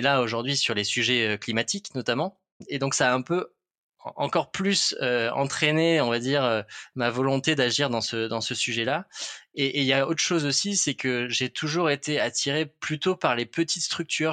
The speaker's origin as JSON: {"language": "French", "town": "Toulouse", "region": "Occitania", "country": "France", "tie": "born or raised there", "also_born_or_lived": "Lot", "moved": "as an adult", "lives_now": "Paris, France", "said": "j'ai grandi à Toulouse, donc j'ai fait mes classes là-bas jusqu'au jusqu'au lycée."}